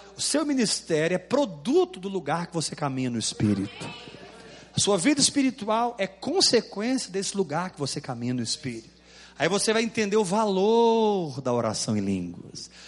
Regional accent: Goiás, Brazil; eu sou goiano

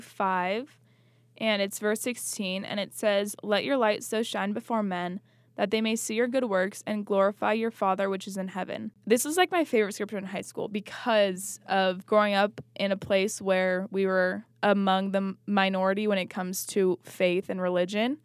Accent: Washington, United States; We grew up outside of Utah and we grew up in Washington

